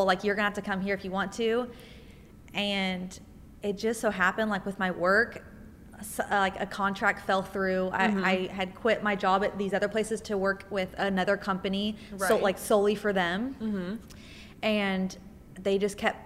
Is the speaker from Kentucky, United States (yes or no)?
yes; Nicholasville, Kentucky, United States; moved away as an adult; also born or lived in Lexington, Kentucky; I'm from Nicholasville, Kentucky